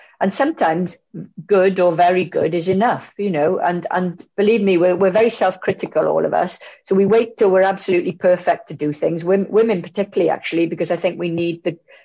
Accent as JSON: {"language": "English", "town": "Bridgend", "region": "Wales", "country": "United Kingdom", "tie": "born or raised there", "said": "my family are from Maesteg and I grew up in Bridgend"}